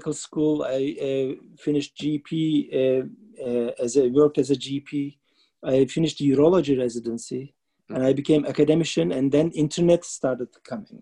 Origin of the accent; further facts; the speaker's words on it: Istanbul, Turkey; moved away as an adult; also born or lived in Ankara, Turkey; now in Seattle, United States; I was born in Şişli, which is the European side, but I grew up in the Asian side.